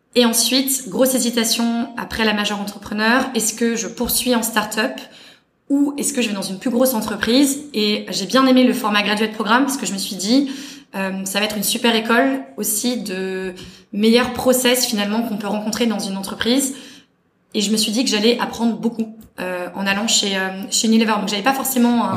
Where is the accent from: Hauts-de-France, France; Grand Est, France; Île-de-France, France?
Île-de-France, France; Paris; moved away as an adult; also born or lived in London; j'ai grandi dans l'Ouest parisien, euh, Boulogne-Billancourt est le, le 16e